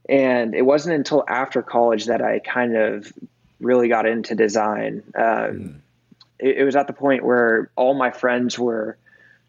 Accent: Austin, Texas, United States; also born or lived in Brooklyn, New York; I grew up in Austin starting when I was three

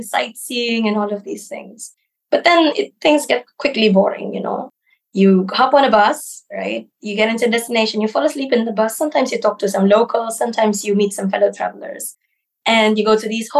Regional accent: Philippines; moved away as an adult; now in Ukraine; I was born in the Philippines, so I grew up there. I studied there as well

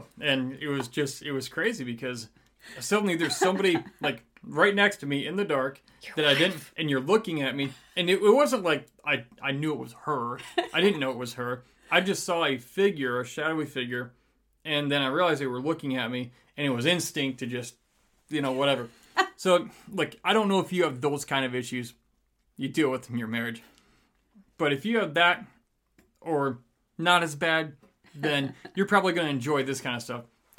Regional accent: Michigan, United States; now in Texas, United States; See, I'm from Michigan, so when it comes to Texas

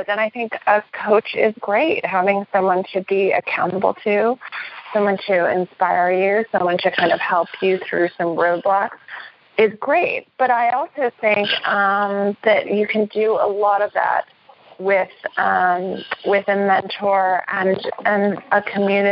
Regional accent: New York City, New York, United States; I'm from New York City

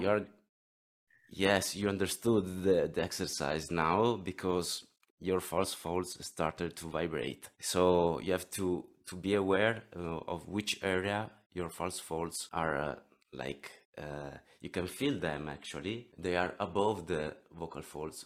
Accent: near Venice, Veneto, Italy; English is a second language; I come from Italy, near Venice. If you know the beautiful Venice, I live nearby

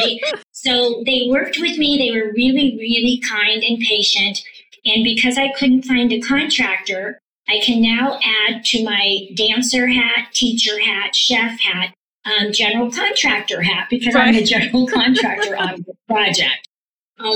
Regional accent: Palo Alto, California, United States; also born or lived in San Francisco, California; now in Las Vegas, United States; I'm originally from Palo Alto, California. And that's where we went to school. I mean, San Francisco, and then my parents moved us to Palo Alto. We went to school there

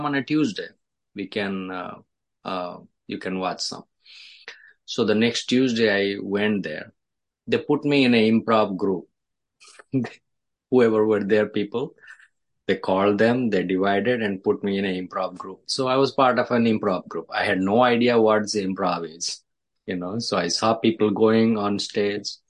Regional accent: India; English is a second language; moved away as an adult; also born or lived in Dallas / Chicago; now in New York, United States; I was born in India, I grew up in India.

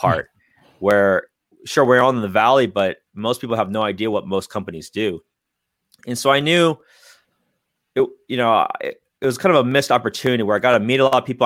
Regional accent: San Francisco Bay Area, California, United States; I'm born and raised in the Bay Area

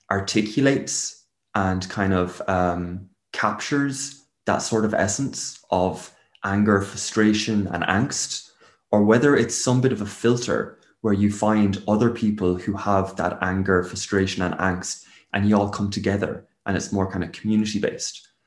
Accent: Waterford, Munster, Ireland; also born or lived in England; moved around three different houses while I was in England, uh, in one school, um, and then moved back over to Ireland when I was six. And that was down in Waterford with all the extended family.

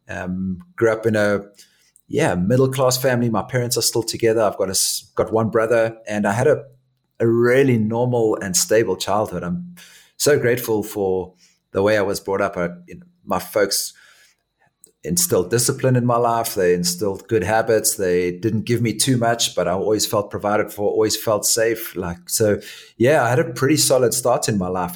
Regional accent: Johannesburg, Gauteng, South Africa; moved away as an adult; also born or lived in Durban, South Africa; I was born in Durban in South Africa, and when we were young, our family moved to a place called Johannesburg

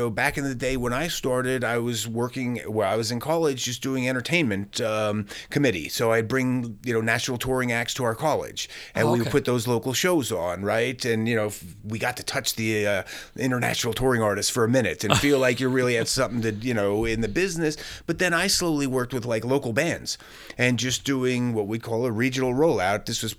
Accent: Pennsylvania, United States; moved away as an adult; when I moved from Pennsylvania to Los Angeles to start my career, I traveled the country living in a tent for 9 months.

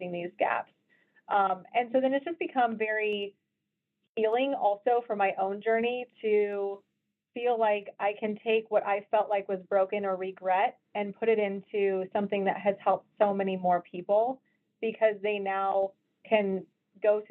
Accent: Colorado, United States; moved away as an adult; also born or lived in Iowa; I was from Colorado

